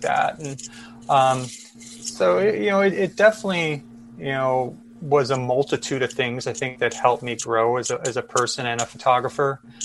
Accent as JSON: {"language": "English", "town": "Chicago", "region": "Illinois", "country": "United States", "tie": "born or raised there", "said": "I grew up in Chicago"}